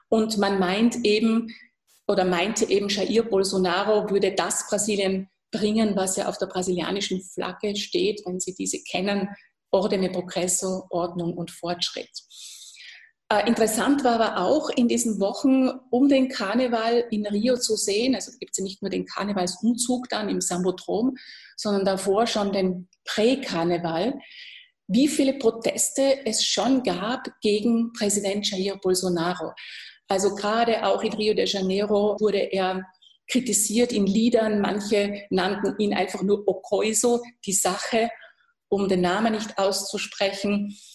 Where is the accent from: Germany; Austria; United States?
Austria; das kann ich als Österreicherin durchaus verstehen